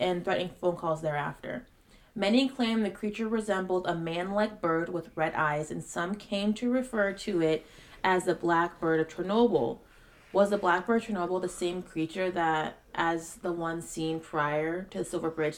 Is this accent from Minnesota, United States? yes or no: yes; Minnesota, United States; We're from Minnesota